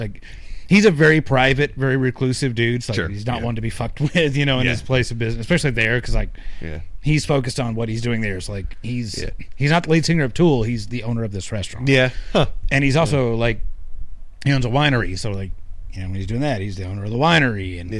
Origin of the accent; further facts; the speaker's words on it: the South, United States; Hey, I'm from the South. I'm still learning.